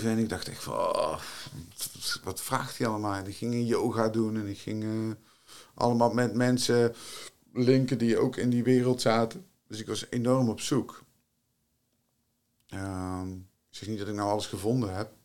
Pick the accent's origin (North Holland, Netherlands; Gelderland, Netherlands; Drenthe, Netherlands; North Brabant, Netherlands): North Brabant, Netherlands; Tilburg; uit Tilburg, ben ik geboren en getogen.